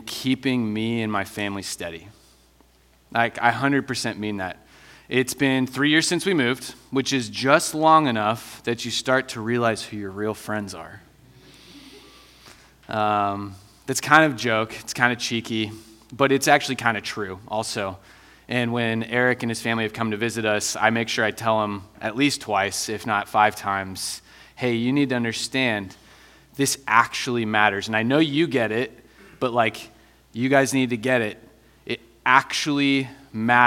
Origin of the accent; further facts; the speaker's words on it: Iowa, United States; moved away as an adult; also born or lived in Cedar Falls, Iowa; now in Denver, United States; I'm originally from Iowa.